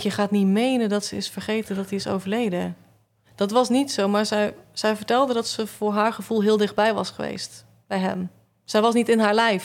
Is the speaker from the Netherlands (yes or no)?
yes; Zeelandic Flanders, Netherlands; now in Tilburg, Netherlands; ik kom uit Zeeuws-Vlaanderen